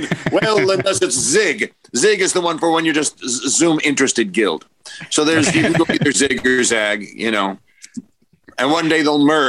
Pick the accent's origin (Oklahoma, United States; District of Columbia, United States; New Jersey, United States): New Jersey, United States; Englewood; also born or lived in Forest Hills, Queens, New York; Originally Forest Hills, New York, and then moved out to Englewood, New Jersey in 1966.